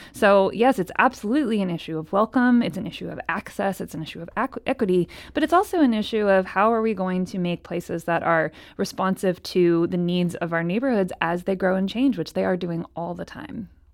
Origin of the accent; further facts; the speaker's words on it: Cleveland, Ohio, United States; moved away as an adult; now in St. Louis, United States; I'm from Cleveland, Ohio